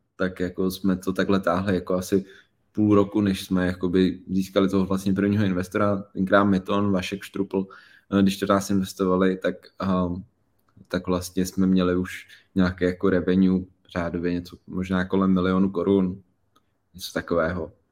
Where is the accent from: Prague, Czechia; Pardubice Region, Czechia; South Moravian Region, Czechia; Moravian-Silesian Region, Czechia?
Prague, Czechia; z Prahy, malého města, kluk z padeláku